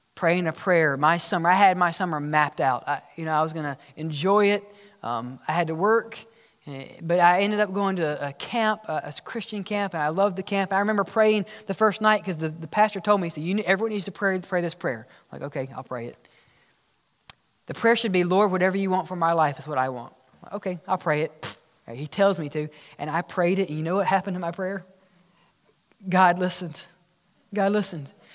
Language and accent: English; Oxford, Mississippi, United States; growing up in Oxford, Mississippi, when I was learning how to drive